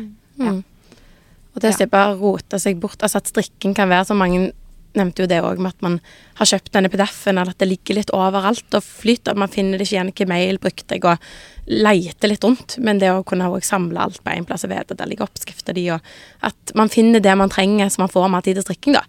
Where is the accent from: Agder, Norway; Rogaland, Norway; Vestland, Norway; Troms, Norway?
Rogaland, Norway; Sandnes; moved away as an adult; now in Oslo, Norway; jeg kommer fra Sandnes sånn opprinnelig